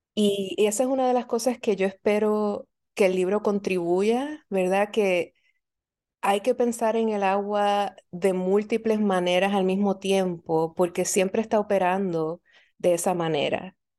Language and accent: Spanish; Puerto Rico; now in Philadelphia, United States; yo nací y crecí en Puerto Rico